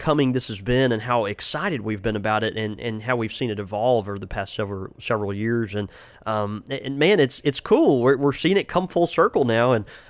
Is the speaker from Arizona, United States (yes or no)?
no; Mississippi, United States; No, we are from Mississippi, but you know, we still can get our numbers in order generally, right?